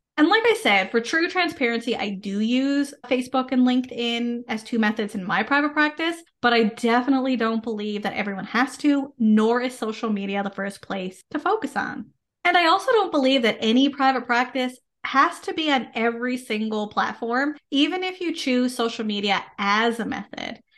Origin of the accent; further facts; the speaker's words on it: Canada; I am a Canadian social worker